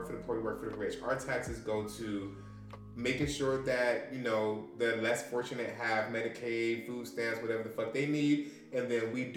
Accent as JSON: {"language": "English", "town": "Atlanta", "region": "Georgia", "country": "United States", "said": "I'm from Scamming City. Like, we in Atlanta"}